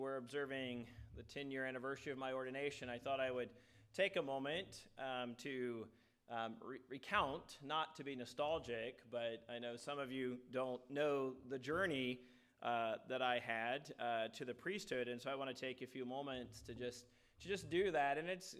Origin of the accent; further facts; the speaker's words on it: Lynchburg, Virginia, United States; moved away as an adult; also born or lived in Philadelphia / Dallas; I was raised in the Lynchburg, Virginia area and raised in a Southern Baptist church